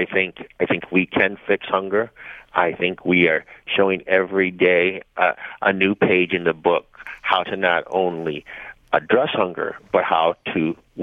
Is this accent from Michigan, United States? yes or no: yes; Flint, Michigan, United States; I was from Flint, so I'm a hometown boy